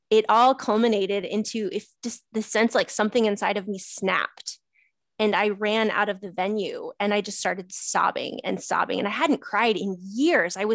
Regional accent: Missouri, United States; I flew halfway across the country to a family get together uh, to my hometown in Missouri.

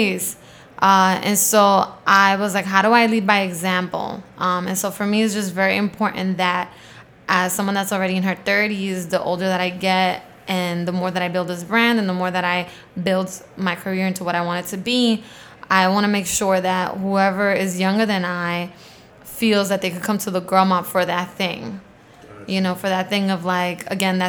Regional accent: New York City, New York, United States; I grew up in Queens

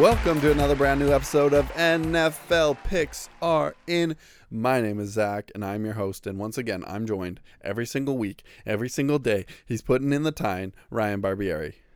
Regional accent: Canada; We are Canadian

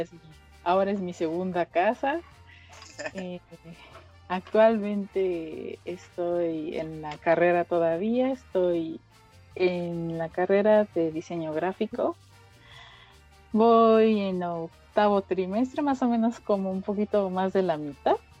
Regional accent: State of Mexico, Mexico; soy del Estado de México

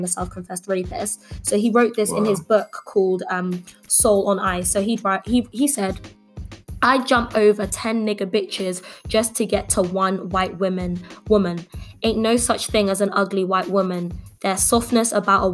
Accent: London, United Kingdom; I grew up in Dulwich. It's a lovely area. I love where I'm from.

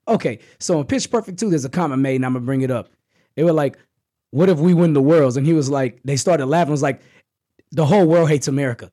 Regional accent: Texas, United States; we're from Texas

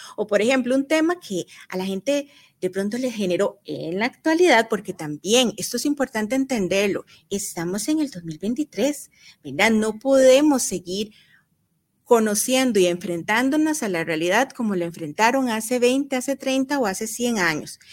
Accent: Costa Rica; nosotros como costarricenses

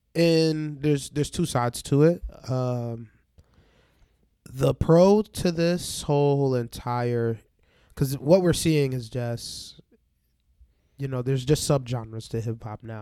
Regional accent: Barbados; moved away; also born or lived in New York; I'm from Barbados

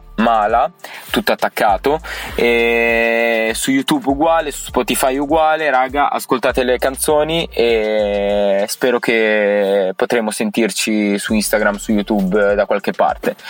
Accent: Alfonsine, Emilia-Romagna, Italy; sono di Alfonsini, un piccolo paesino in provincia di Ravenna

